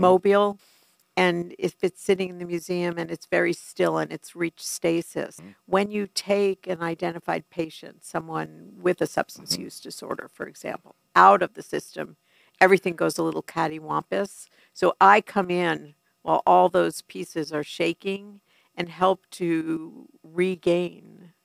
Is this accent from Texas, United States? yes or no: no; New York City, New York, United States; moved away; I am a New Yorker through and through